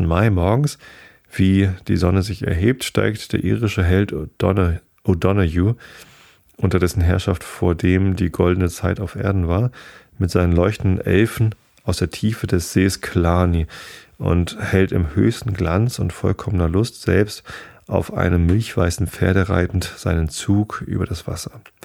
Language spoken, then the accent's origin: German; Hamburg, Germany; als Hamburger